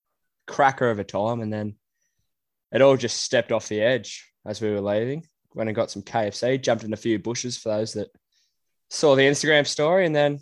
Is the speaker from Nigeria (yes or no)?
no; Sydney, New South Wales, Australia; I am from Western Sydney